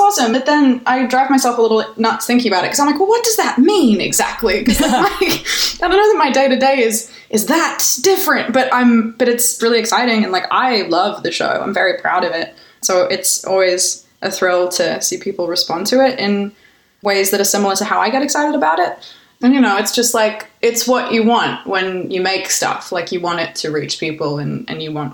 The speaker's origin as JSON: {"language": "English", "town": "Canberra", "region": "Australian Capital Territory", "country": "Australia", "tie": "born or raised there", "moved": "yes", "lives_now": "Los Angeles, United States"}